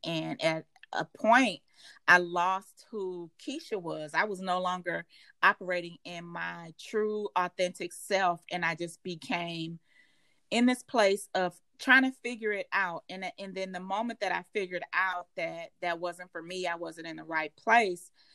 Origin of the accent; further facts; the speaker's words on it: St. Louis, Missouri, United States; moved away as an adult; also born or lived in Hoffman Estates, Illinois / Elgin, Illinois; I moved away from St. Louis